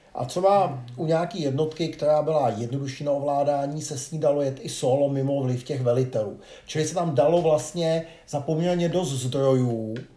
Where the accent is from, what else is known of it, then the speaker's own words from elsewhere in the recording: Czechia; jako Češi